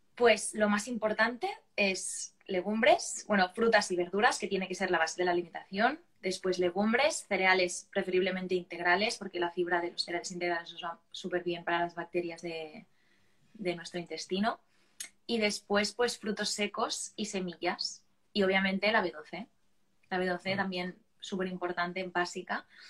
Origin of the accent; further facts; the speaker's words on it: Barcelona, Catalonia, Spain; soy de Barcelona y tengo 23 años